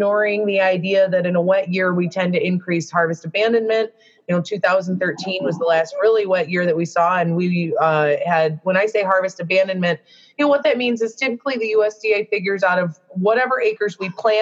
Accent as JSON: {"language": "English", "region": "Michigan", "country": "United States", "said": "I'm from Michigan"}